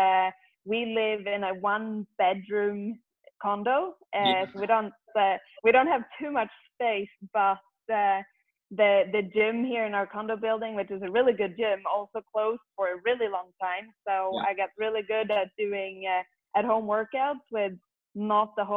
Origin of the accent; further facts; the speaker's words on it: Sweden; moved away; growing up in Sweden